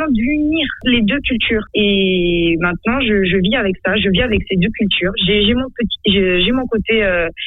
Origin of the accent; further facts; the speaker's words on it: Madagascar; born or raised there